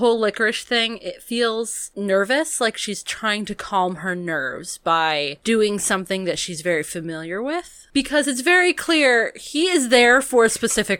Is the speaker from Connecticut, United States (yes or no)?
yes; Connecticut, United States; I am not a New Hampshireite. I am from Connecticut, which means I am of the snobbish class of New Englanders